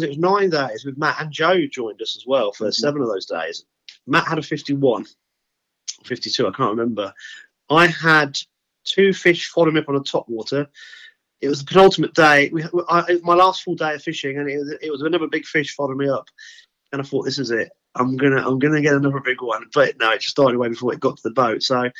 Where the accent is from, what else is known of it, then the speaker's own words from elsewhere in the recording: England, United Kingdom; And obviously, the Swedes are great because they know I'm English. They'll talk English around me.